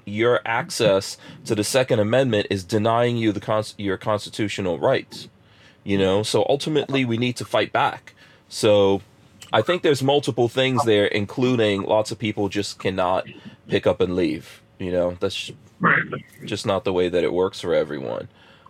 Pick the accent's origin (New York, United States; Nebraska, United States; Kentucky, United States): New York, United States; New York City; also born or lived in Guyana / New Jersey; now in Florida, United States; I grew up in New York City, and I lived in New Jersey before we came to live in Florida.